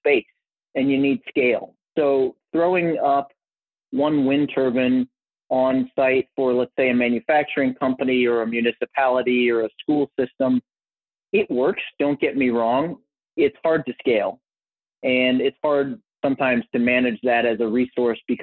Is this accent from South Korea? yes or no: no; United States; also born or lived in Cincinnati, Ohio / Minneapolis, Minnesota / St. Louis, Missouri; I grew up in Cincinnati, Ohio, and Minneapolis, Minnesota split